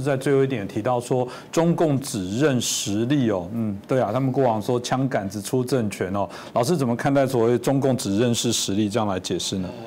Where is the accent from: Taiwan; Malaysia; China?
Taiwan; 我可能在这个自由台湾长大